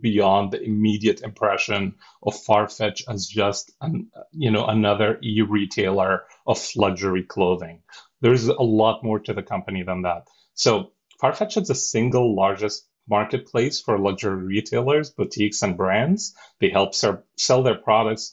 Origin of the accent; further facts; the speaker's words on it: Cairo, Cairo Governorate, Egypt; English is a second language; moved away as an adult; now in United States; I'm born and raised in Cairo, Egypt